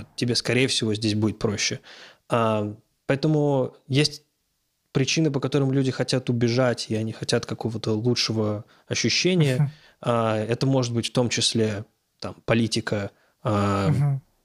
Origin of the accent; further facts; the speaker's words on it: Moscow, Russia; moved away as an adult; now in Los Angeles, United States; Все-таки я из Москвы